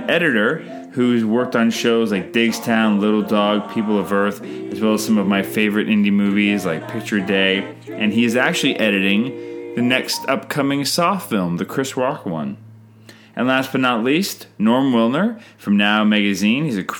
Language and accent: English; Canada